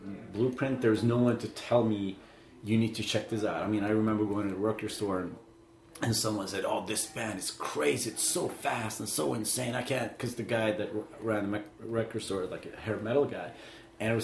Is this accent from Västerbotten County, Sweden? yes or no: yes; Umeå, Västerbotten County, Sweden; Still live, like really far north in Sweden